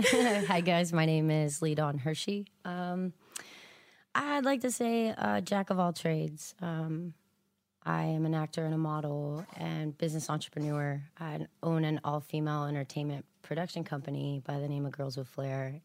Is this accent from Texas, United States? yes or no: yes; Houston, Texas, United States; moved away as an adult; also born or lived in Abilene, Texas / Austin, Texas; now in Los Angeles, United States; I grew up in South Houston, um, born in Abilene but I moved out from Austin